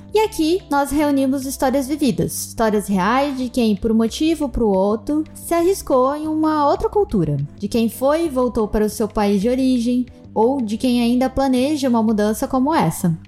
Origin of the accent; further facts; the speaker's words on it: Brazil; nós que somos do Brasil